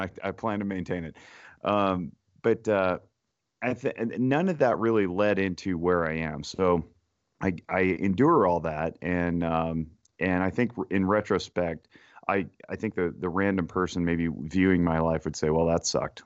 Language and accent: English; Reno, Nevada, United States; born and raised in Reno, Nevada.